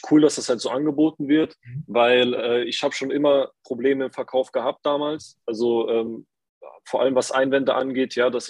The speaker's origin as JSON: {"language": "German", "town": "Saarbrücken", "region": "Saarland", "country": "Germany", "said": "Hi, ich bin äh, 21, ich komme aus Saarbrücken, aus dem wunderschönen Saarland."}